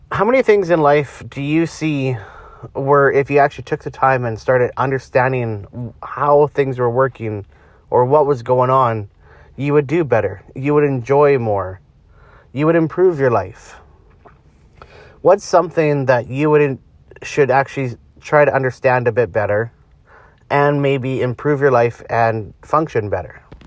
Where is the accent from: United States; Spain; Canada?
Canada; I'm Canadian